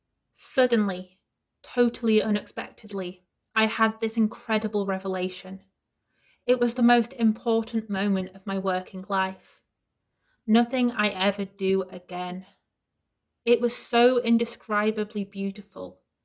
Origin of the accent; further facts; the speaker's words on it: Wakefield, Yorkshire and the Humber, United Kingdom; I'm from Wakefield